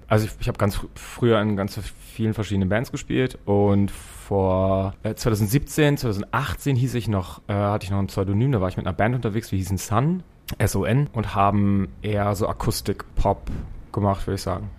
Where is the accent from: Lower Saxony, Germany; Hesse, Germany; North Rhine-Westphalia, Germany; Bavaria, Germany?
Lower Saxony, Germany; Braunschweig; moved away as an adult; now in Hamburg, Germany; in Braunschweig, meiner Heimatstadt.